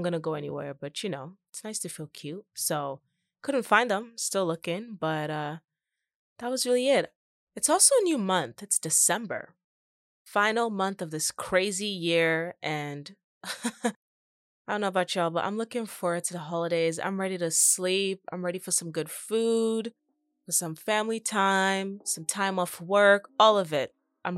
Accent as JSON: {"language": "English", "country": "Canada", "said": "to really like thrive and reach the amount of success that you want here in Canada without having to move to the States."}